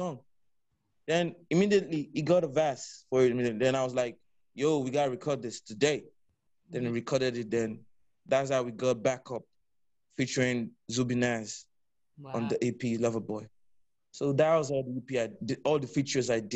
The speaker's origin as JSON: {"language": "English", "region": "Lagos", "country": "Nigeria", "tie": "born or raised there", "also_born_or_lived": "Delta State", "said": "I'm from Nigeria, Delta State precisely. Mm-hmm. I was brought up in Lagos. Yeah, I basically live in Lagos, you know, all my life."}